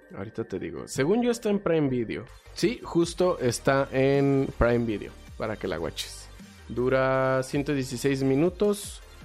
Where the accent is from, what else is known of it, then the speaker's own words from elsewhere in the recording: Mexico; yo soy mexicano